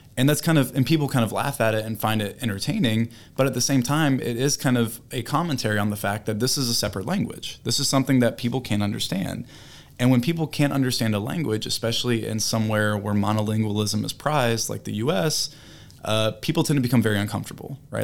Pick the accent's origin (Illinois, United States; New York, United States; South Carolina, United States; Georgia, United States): South Carolina, United States; I'm from South Carolina. So, um, I grew up hearing about, you know, the language, hearing about the people